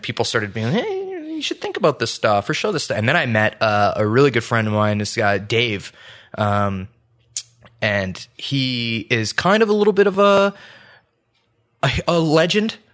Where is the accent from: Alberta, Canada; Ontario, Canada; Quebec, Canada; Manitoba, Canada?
Ontario, Canada; St. Catharines; born or raised there; moved away as an adult; also born or lived in Calgary; now in Ottawa, Canada